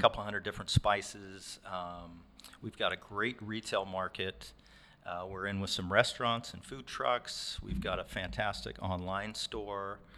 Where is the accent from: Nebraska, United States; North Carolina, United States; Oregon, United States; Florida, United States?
Oregon, United States; Warrenton; born and raised in Warrenton, Oregon